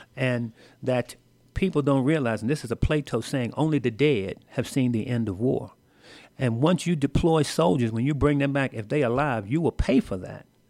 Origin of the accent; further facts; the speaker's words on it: Washington, District of Columbia, United States; moved away as an adult; Washington, D C is my hometown. That's where I grew up, the nation's capital